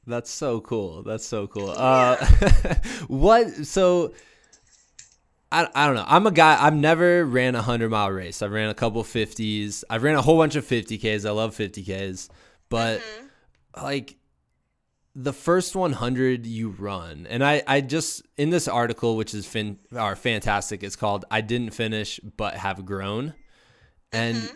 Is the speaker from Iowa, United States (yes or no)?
yes; Iowa, United States; I'm also from Iowa